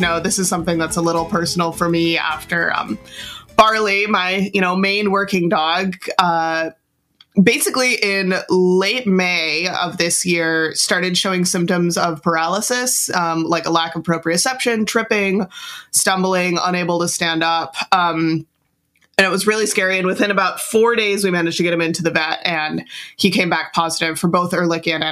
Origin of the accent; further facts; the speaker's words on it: Midwest, United States; I'm from the Midwest